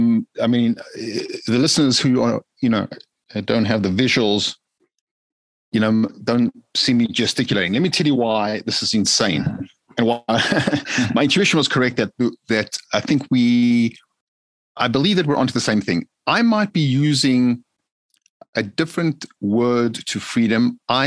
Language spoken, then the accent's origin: English; South Africa; growing up in South Africa, grew up in a very modest way, meaning, you know, most people think of Jewish, Caucasian South Africans having a lot of dough, grew up very modest.